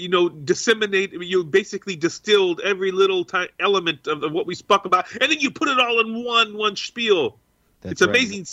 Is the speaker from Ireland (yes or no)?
yes; Cork, Munster, Ireland; I hail from Kirk. Did you know? So in case anyone didn't know, Kirk is the Irish pronunciation for Cork, for the city of Cork.